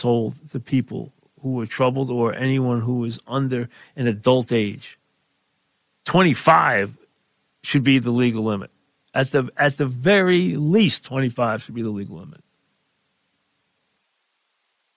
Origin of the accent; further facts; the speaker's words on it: New York, United States; we're from New York